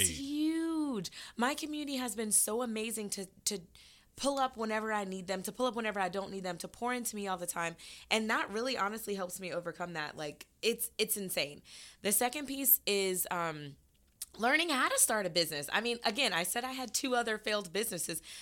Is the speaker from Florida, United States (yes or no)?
yes; Florida, United States; now in Atlanta, United States; I'm from Florida